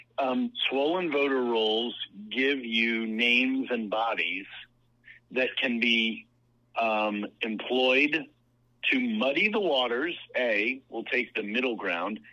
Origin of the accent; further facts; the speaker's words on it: Virginia, United States; in Virginia, my home state